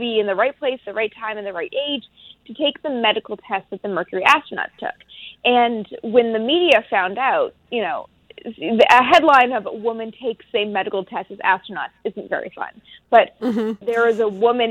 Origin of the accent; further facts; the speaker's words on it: Canada; I'm from Canada